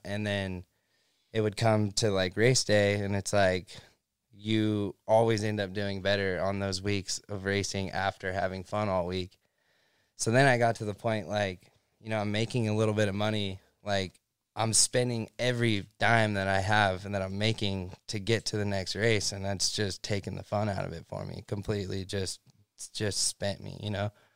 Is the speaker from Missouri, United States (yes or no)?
no; Central California, United States; moved away as an adult; now in Southern California, United States; I grew up in Central California.